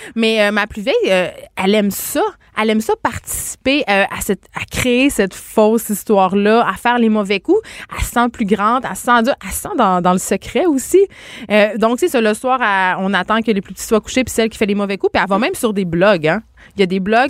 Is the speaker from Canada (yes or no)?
yes; Saguenay, Quebec, Canada; je viens euh, du Saguenay.